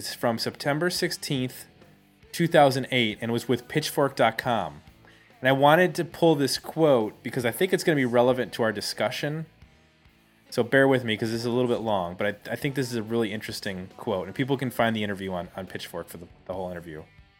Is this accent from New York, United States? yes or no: no; Cleveland, Ohio, United States; because we didn't grow up, at least for me and Nathan, in DC. We grew up in Cleveland.